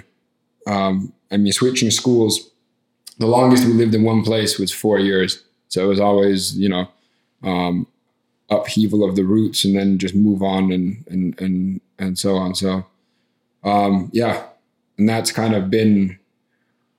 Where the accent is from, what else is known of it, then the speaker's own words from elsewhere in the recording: Finland; I'm from Finland and that's the happiest country in the world